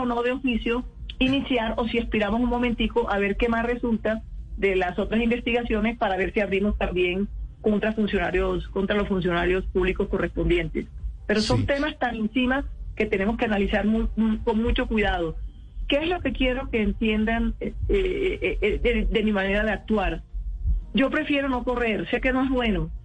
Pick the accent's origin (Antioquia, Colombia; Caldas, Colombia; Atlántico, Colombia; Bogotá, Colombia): Atlántico, Colombia; Barranquilla; moved away as an adult; now in Bogotá, Colombia; Somos barranquilleras